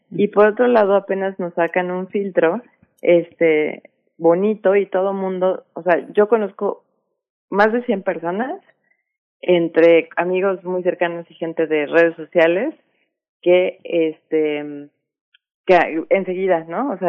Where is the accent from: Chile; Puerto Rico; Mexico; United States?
Mexico; o como ciudadanos mexicanos tendríamos que, aún estamos adhiriendo a su política